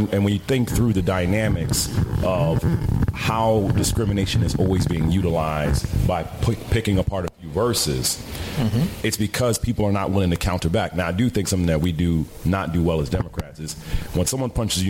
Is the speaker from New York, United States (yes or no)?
yes; New York City, New York, United States; I'm a cat from the Bronx all day, every day